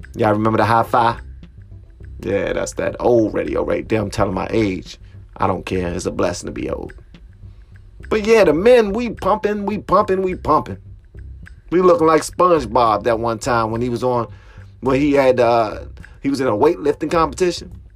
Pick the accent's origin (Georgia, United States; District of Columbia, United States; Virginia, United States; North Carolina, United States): District of Columbia, United States; Washington; moved away as an adult; now in Prince George's County, United States; I'm from Southeast DC